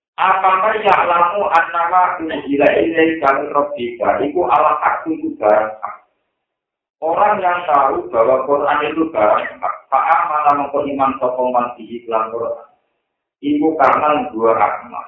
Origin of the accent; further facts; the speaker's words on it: Java, Indonesia; Aku orang Jawa, orang Jawa